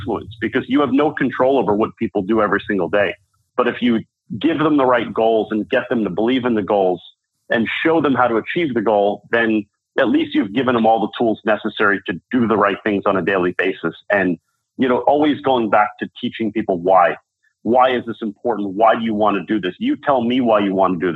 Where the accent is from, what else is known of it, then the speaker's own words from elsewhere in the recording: New York City, New York, United States; moved away as an adult; now in San Francisco, United States; I'm a New Yorker at heart